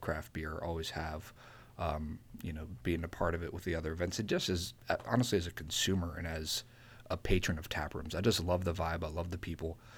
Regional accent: Columbia, Maryland, United States; also born or lived in Washington, D.C.; I'm from Columbia. I moved back to Columbia a couple years ago, bought a house

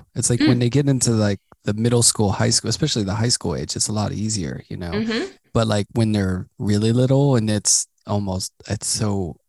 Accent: Pittsburgh, Pennsylvania, United States; I grew up in Pittsburgh and going to New York felt really far, you know.

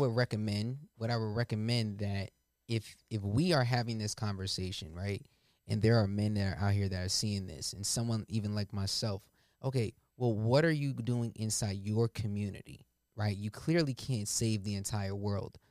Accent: Willingboro, New Jersey, United States; I grew up in Willingboro

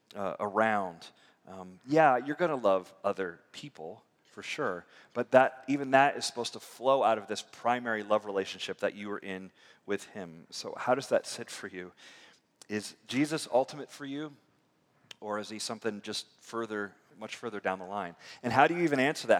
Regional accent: near Tampa, Florida, United States; also born or lived in Michigan; I grew up near near Tampa

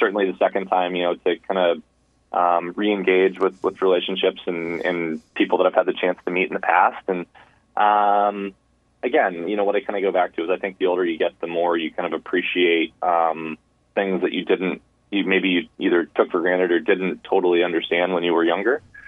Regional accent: United States; growing up in the United States

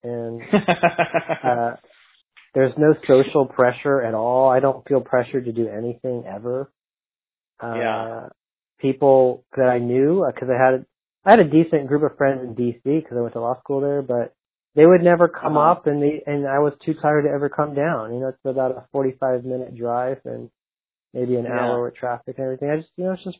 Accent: Dallas, Texas, United States; moved away; growing up in Dallas

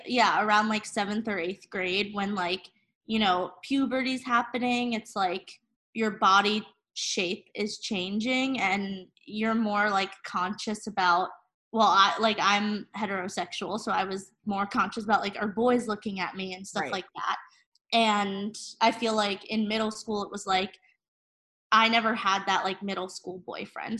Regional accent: New Jersey, United States; also born or lived in Portland, Maine; now in Brooklyn, United States; I'm originally from New Jersey.

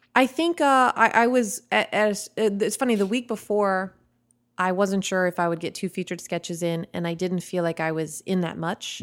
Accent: Chicago, Illinois, United States; I grew up in Chicago

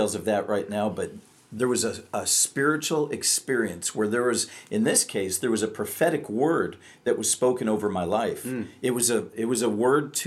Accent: Michigan, United States; moved away as an adult; also born or lived in Texas; I was moving from Michigan to Texas

